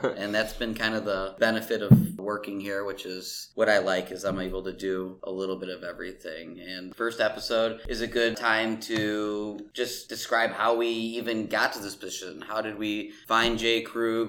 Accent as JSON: {"language": "English", "town": "Mount Prospect", "region": "Illinois", "country": "United States", "tie": "born or raised there", "said": "I grew up in Mount Prospect"}